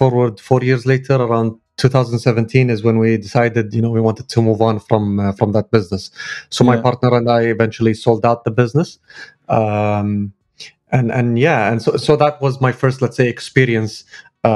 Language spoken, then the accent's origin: English; Kuwait; I'm based in Kuwait. I'm from Kuwait.